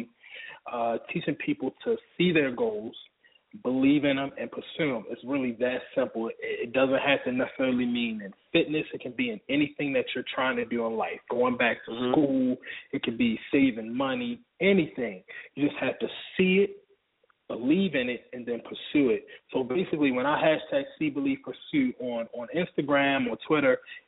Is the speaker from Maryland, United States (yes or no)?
yes; Baltimore, Maryland, United States; now in Atlanta, United States; I'm from Baltimore originally. I live in Atlanta right now